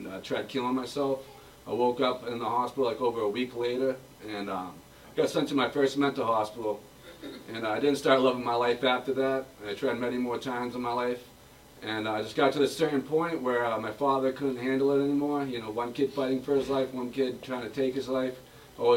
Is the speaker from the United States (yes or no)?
yes; Boston, Massachusetts, United States; also born or lived in Billerica, Massachusetts; I'm originally from Billerica, Massachusetts. My parents got divorced when I was like 6 years old, so my family moved to South Boston.